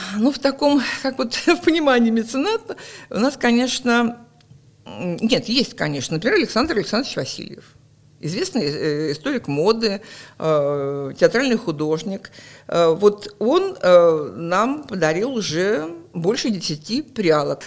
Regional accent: Murmansk, Murmansk Oblast, Russia; also born or lived in Krasnodar; я родилась в Краснодаре, но к осени мы уже приехали сюда. Поэтому я прожила всю свою жизнь

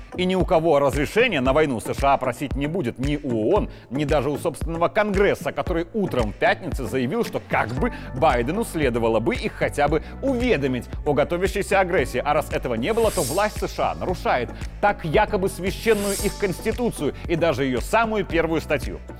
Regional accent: Belarus; вот это мы, белорусы.

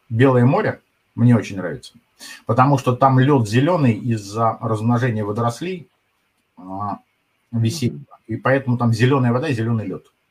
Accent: Moscow, Russia; А я клянусь, что я вот прожил в Москве 50 лет, я москвич.

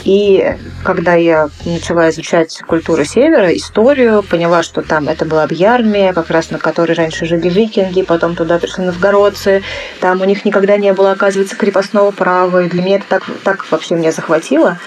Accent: Moscow, Russia; я родилась уже в Москве

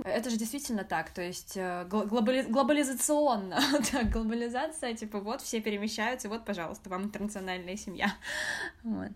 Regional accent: Moscow, Russia; first language Russian; Я родилась в Москве в семье китайско-вьетнамской. У меня мама китаянка, папа вьетнамец. Но родилась я в Москве и говорю на русском языке. А, мой первый и родной язык — это русский

